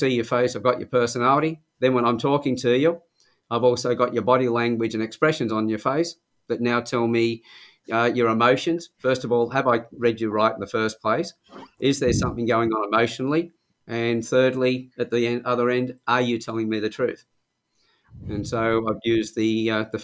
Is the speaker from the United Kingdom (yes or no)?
no; Sydney, New South Wales, Australia; moved away as an adult; now in Newcastle, Australia; Originally from Sydney. I came to Newcastle in 1975, I think it was, when I was about 23